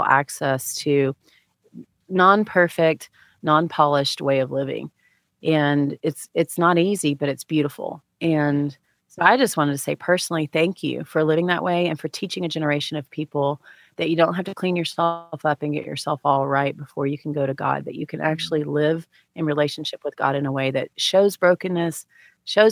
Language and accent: English; Texas, United States; moved away; I grew up in Texas with Baylor and, you know, University of Texas football